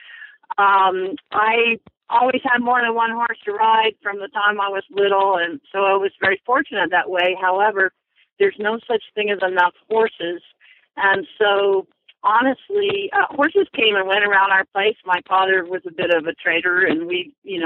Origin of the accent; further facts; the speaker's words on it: Orlando, Florida, United States; moved away as an adult; I was born in Orlando, lived there until I graduated from high school.